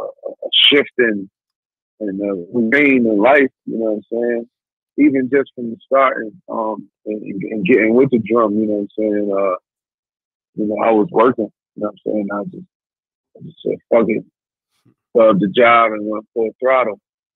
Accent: Rochester, New York, United States; So I'm like, I was from Rochester.

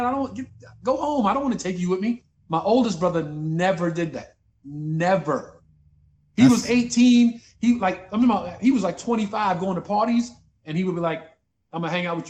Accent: New York City, New York, United States; when I was a kid growing up in Bed-Stuy, 7 brothers, 2 sisters

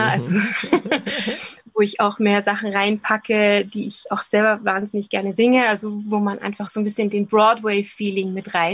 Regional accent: Linz, Upper Austria, Austria; Ich habe eben eine Bühnentanzausbildung gemacht lange Jahre in, in Linz in meinem Heimat, ähm, Heimatort

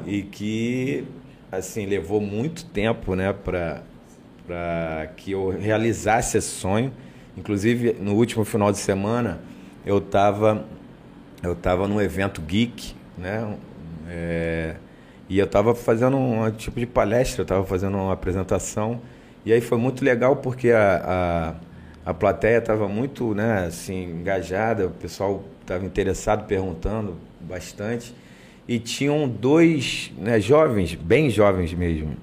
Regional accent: Duque de Caxias, Rio de Janeiro, Brazil; moved away as an adult; also born or lived in Ilha do Governador, Rio de Janeiro; eu sou da Baixada, eu sou de Caxias, sou de Duque de Caxias.

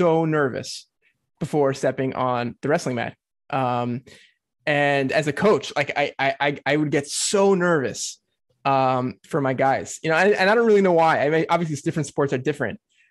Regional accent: United States; As an American

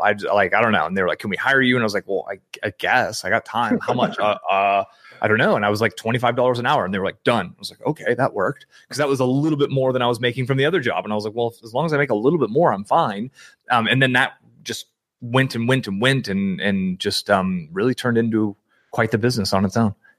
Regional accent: San Francisco Bay Area, California, United States; I grew up in the San Francisco Bay Area

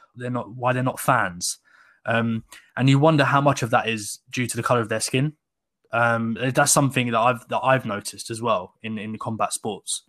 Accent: Sussex, South East England, United Kingdom; I grew up in Sussex, so, like, south of England

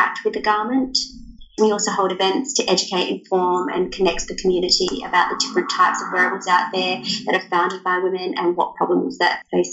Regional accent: Australia; I'm from Australia, if you can't tell from my accent

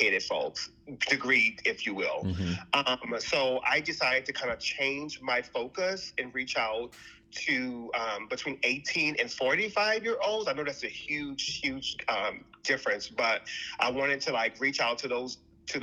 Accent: New Orleans, Louisiana, United States; now in Los Angeles, United States; I'm originally from New Orleans.

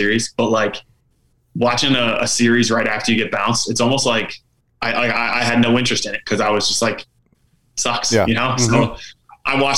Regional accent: Rhode Island, United States; also born or lived in Boston, Massachusetts; me growing up in Rhode Island

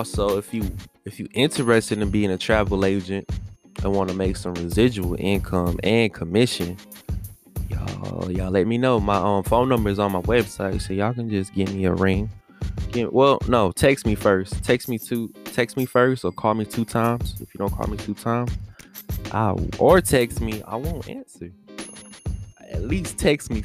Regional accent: Washington, District of Columbia, United States; Chocolate City, aka my hometown, Washington DC

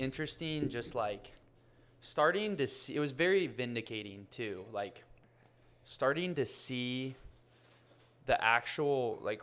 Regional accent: Ohio, United States; now in Miami, United States; my hometown, which is a small, like 100,000 person city in Ohio

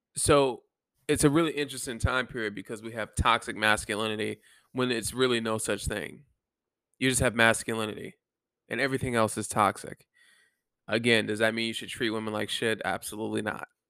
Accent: Germany; moved away; Germany, my home country

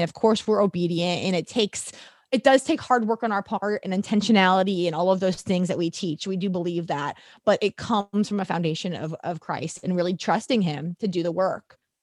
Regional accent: St. Louis, Missouri, United States; moved away as an adult; also born or lived in Texas / Nashville / Atlanta; I'm a St. Louis girl, born and raised

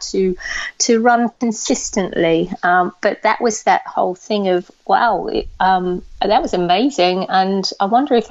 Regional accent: Australia; moved away; I grew up in Australia

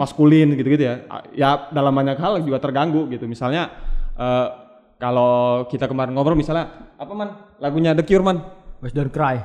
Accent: Palu, Central Sulawesi, Indonesia; saya besar di, di, di Palu

